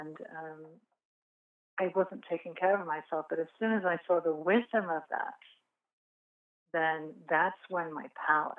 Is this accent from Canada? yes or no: no; England, United Kingdom; moved away; I come from England, as you can tell by my accent